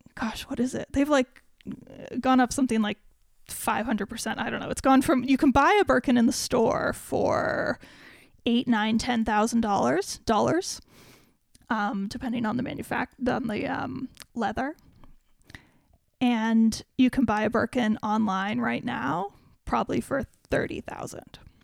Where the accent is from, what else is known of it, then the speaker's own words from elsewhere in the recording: United States; I, as an American